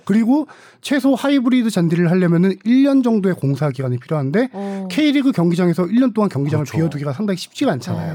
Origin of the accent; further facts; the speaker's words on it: Suwon, Gyeonggi Province, South Korea; 제 고향이 수원이라서